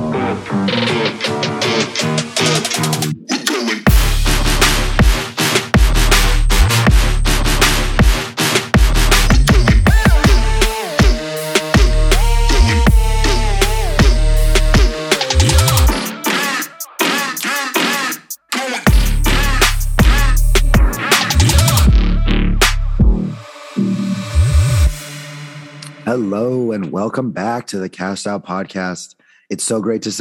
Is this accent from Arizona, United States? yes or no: yes; Phoenix, Arizona, United States; We're all from Phoenix